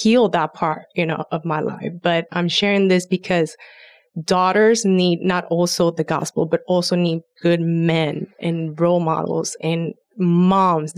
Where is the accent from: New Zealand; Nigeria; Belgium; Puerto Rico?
Puerto Rico; growing up in Puerto Rico, I didn't have a grandfather that was all respectful